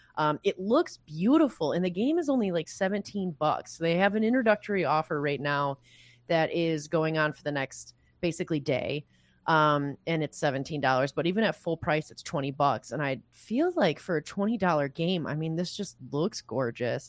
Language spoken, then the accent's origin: English; Michigan, United States; I'm from Michigan